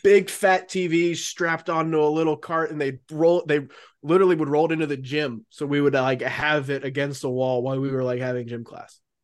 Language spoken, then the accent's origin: English; Raleigh, North Carolina, United States; I grew up here in in Raleigh